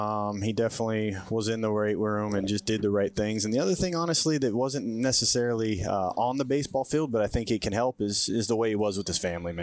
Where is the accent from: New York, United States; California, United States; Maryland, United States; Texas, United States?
California, United States; Bay Area; also born or lived in Oakland / San Jose; I moved around. I think living in that Bay Area, my parents not having too much money. We were moving around a lot, so a lot of different. So we were renting everywhere. So I was anywhere from Oakland to San Jose, really. So lived in a lot of different places.